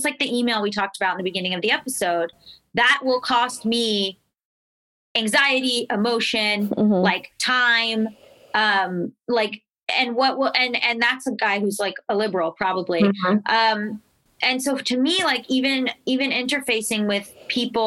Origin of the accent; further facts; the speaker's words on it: Florida, United States; I'm from Florida. Like, I'm from the South